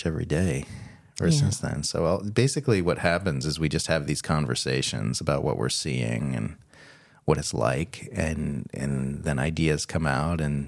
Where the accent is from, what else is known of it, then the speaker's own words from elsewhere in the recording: United States; moved away as an adult; now in Australia; I'm from the U.S. I came here to marry Caitlin